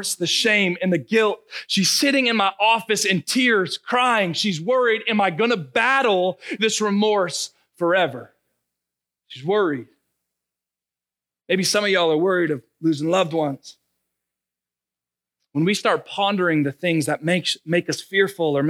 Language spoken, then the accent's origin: English; Narragansett, Rhode Island, United States; moved away as an adult; also born or lived in Ohio / Cumberland, Rhode Island; now in Marshfield, United States; as a kid, remember, born and raised in Rhode Island